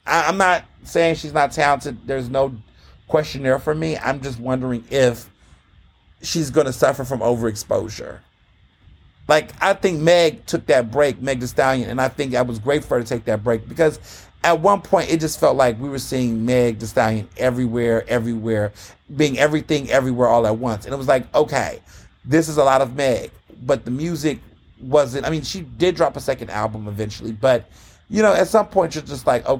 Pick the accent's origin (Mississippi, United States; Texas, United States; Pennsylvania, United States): Texas, United States; Houston; I grew up in Houston.